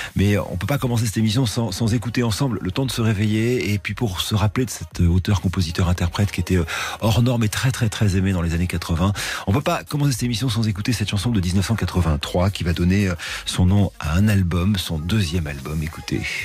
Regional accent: Bordeaux, Nouvelle-Aquitaine, France; je suis tellement de Bordeaux

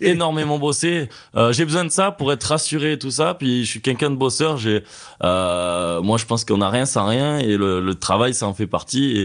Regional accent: Ardèche, Drôme, Auvergne-Rhône-Alpes, France; now in Annecy, France; je viens d'Ardèche, de Drôme

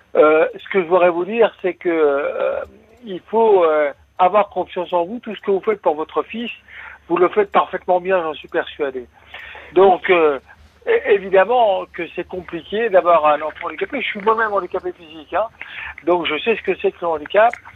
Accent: Nancy, Grand Est, France; moved away as an adult; now in Caen, France; Je suis né à Nancy et j'ai vécu à Nancy.

